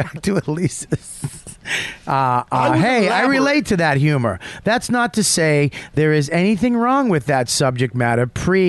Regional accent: Texas, United States; I grew up in Texas. Combined, I may have seen 1 foot of snow before I graduated.

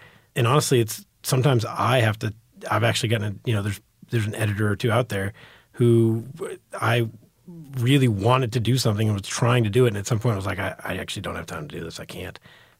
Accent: New York, United States; born there; now in Texas, United States; I was born in New York. My family's from New York.

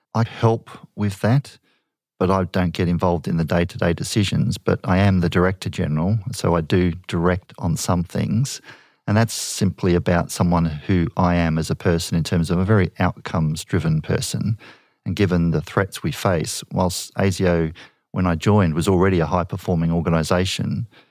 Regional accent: Australia

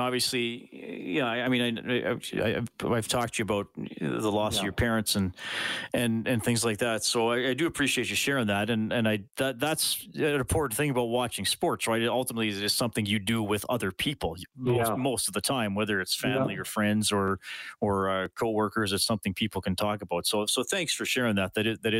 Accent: Canada; I grew up in Canada

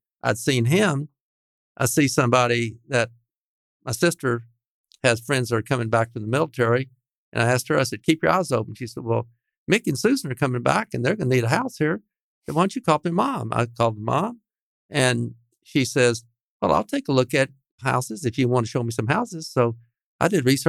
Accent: Dallas, Texas, United States; I grew up on Goodwin

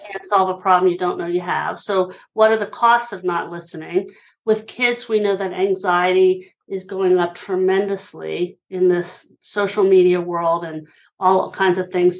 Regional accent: Hershey, Pennsylvania, United States; now in Philadelphia, United States; I'm originally from Hershey, Pennsylvania. I live in Philly these days

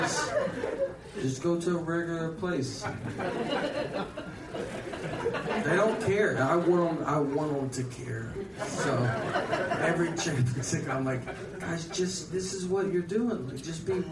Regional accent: Nashville, Tennessee, United States; I moved back to Nashville. I'm from Nashville

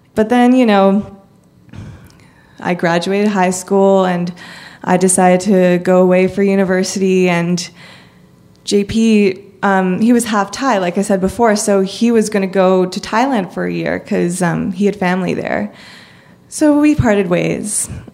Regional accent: Canada; I'm from Canada

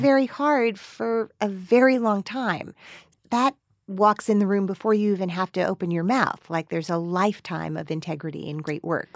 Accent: Teaneck, New Jersey, United States; I grew up in Teaneck

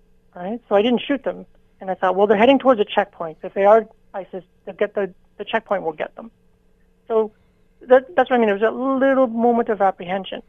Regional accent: Canada; I'm Canadian

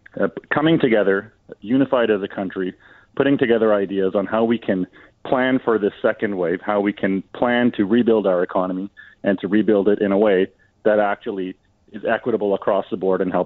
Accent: Canada; So, you know, I'm very proud as a Canadian today that we have our first female minister, federal minister of finance.

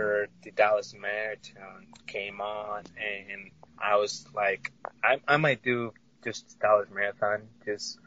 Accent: Tampico, Tamaulipas, Mexico; moved away as an adult; now in United States; I was born and raised in Mexico in a town called Tampico

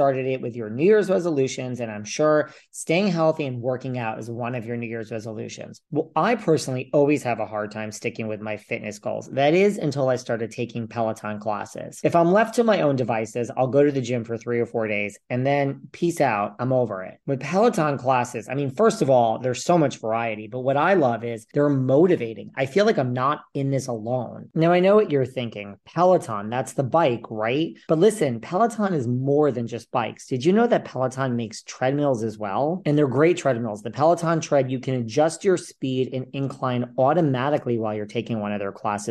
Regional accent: New York City, New York, United States; I'm from New York City, so I knew Bianca from her days at Intermezzo

